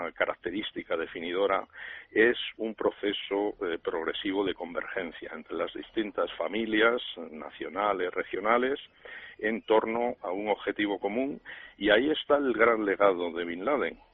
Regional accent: Spain; nosotros, como españoles

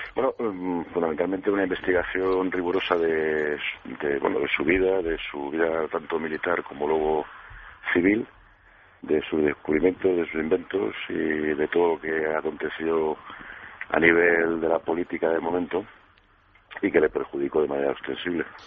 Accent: Madrid, Community of Madrid, Spain; la mayor parte de la familia somos madrileños hoy en día

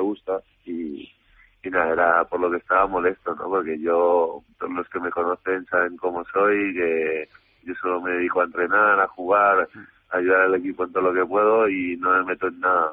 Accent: Madrid, Community of Madrid, Spain; also born or lived in Córdoba; lo único que he vivido siempre en Madrid

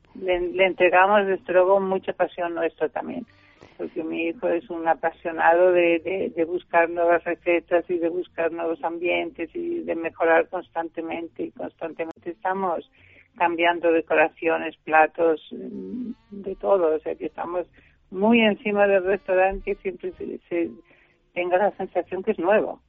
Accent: Germany; now in Spain; yo soy alemana

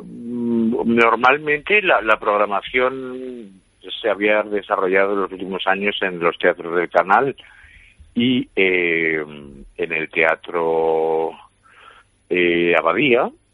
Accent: San Lorenzo de El Escorial, Community of Madrid, Spain; en mi pueblo, en San Lorenzo del Escorial

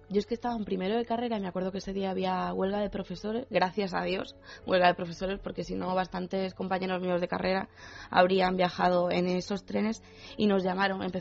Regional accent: Argentina; nosotros estábamos, bueno, somos de Argentina, estábamos en, casa

